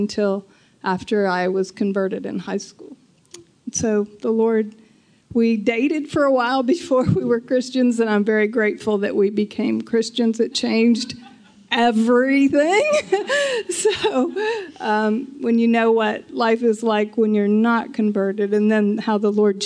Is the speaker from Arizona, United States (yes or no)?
no; New Martinsville, West Virginia, United States; I was raised in New Martinsville, West Virginia, just south of Pittsburgh, Pennsylvania